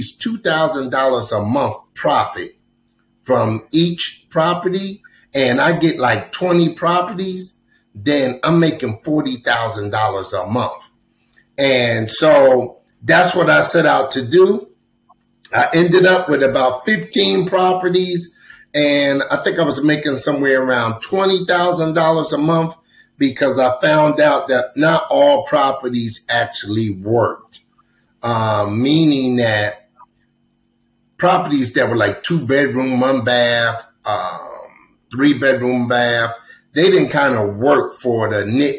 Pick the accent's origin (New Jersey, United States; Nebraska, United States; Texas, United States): New Jersey, United States; Trenton; moved away as an adult; now in Atlanta, United States; I grew up in Trenton, New Jersey